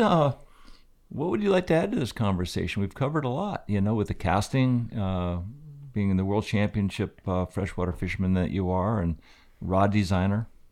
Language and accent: English; Aspen, Colorado, United States; my whole life growing up in Aspen was basically a skier